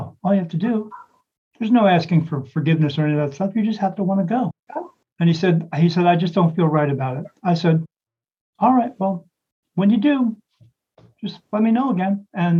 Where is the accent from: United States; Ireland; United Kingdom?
Ireland; I said, yes, I'm Irish.